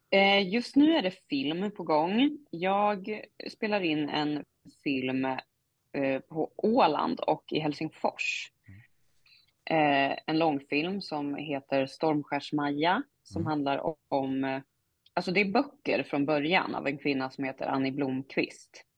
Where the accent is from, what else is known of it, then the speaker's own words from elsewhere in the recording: Norrland, Sweden; accent: Norrländska (Umemål); min norrländska